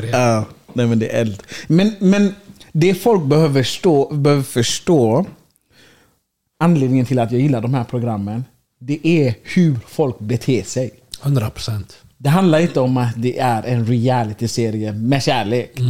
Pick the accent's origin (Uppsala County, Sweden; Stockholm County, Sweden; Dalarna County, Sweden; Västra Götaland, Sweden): Västra Götaland, Sweden; Gothenburg; Och så säger man till dem, jag kommer från Göteborg.